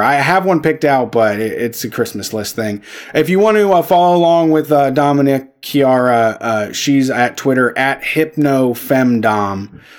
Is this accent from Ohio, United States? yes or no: yes; Ohio, United States; also born or lived in Washington, D.C. / Dallas; I mean, I lived in D.C. and Dallas. Ohio still feels like home.